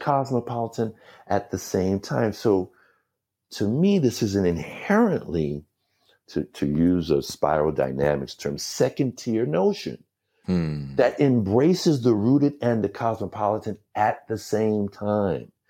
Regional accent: New York City, New York, United States; I was born in New York, in hmm. Brooklyn, New York. I grew up as a New Yorker

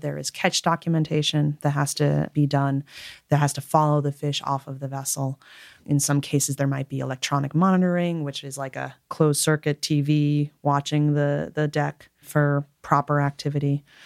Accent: Connecticut, United States; moved away as an adult; also born or lived in Alaska; I was born and raised in Connecticut

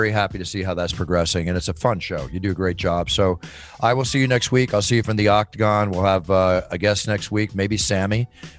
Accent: Texas, United States; now in California, United States; I grew up in Texas.

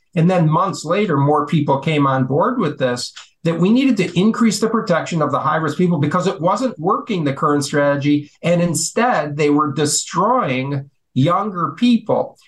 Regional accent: Chicago, Illinois, United States; I was born uh, in the Chicago in Chicago itself

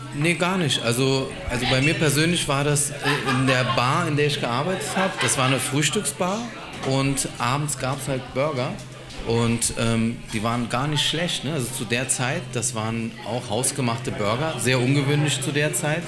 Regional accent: Berlin, Germany; gebürtiger Berliner, ja, aus Berlin-Neukölln

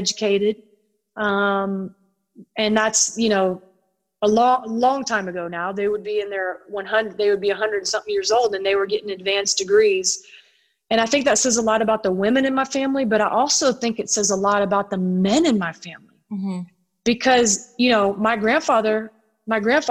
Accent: Tennessee, United States; growing up in Tennessee

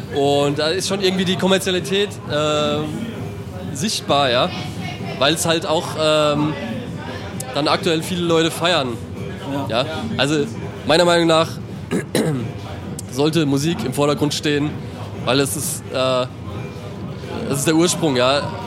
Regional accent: Mannheim / Heidelberg / Ludwigshafen, Rhine-Neckar, Germany; bei uns in Mannheim

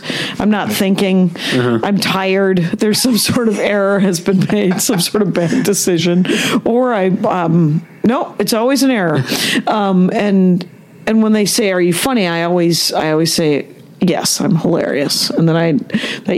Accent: Wisconsin, United States; moved away; I'm from Wisconsin.

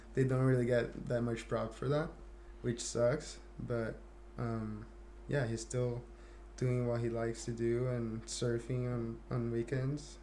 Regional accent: Guarujá, São Paulo, Brazil; English is a second language; moved away as an adult; I grew up in a Thai community back in Guarujá, São Paulo

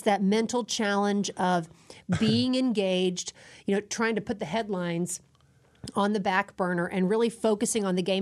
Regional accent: Dallas, Texas, United States; I grew up in Dallas

